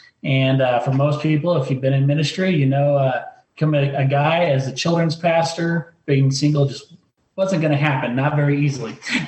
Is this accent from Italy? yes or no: yes; Rome, Lazio, Italy; I'm actually a missionary kid. I grew up in Italy, and my parents moved us there in 1986 as independent missionaries.